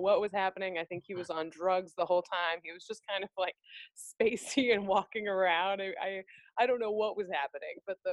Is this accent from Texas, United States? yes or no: no; Minnesota, United States; moved away; I was from Minnesota